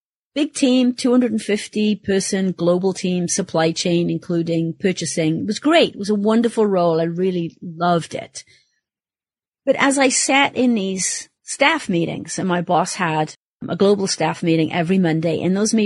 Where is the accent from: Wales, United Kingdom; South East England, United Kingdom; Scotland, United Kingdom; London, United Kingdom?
Wales, United Kingdom; moved away as an adult; my home country and Wales